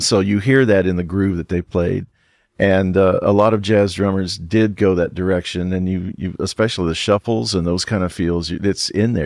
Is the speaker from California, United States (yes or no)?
no; Richmond, Indiana, United States; Richmond, Indiana, my hometown